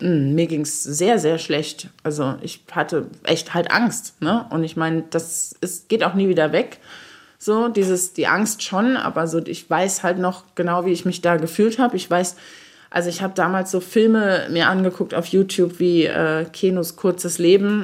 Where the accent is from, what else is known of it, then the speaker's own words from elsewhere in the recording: Saarbrücken, Saarland, Germany; moved away as an adult; also born or lived in Berlin; aus meiner Jugend hier im Saarland